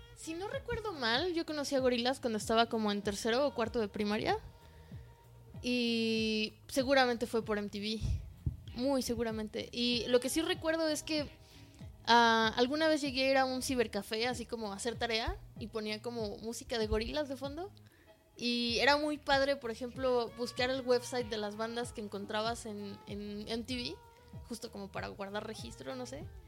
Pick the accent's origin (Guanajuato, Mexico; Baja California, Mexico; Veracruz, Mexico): Veracruz, Mexico; moved away; yo que crecí en Veracruz yendo a cafés internet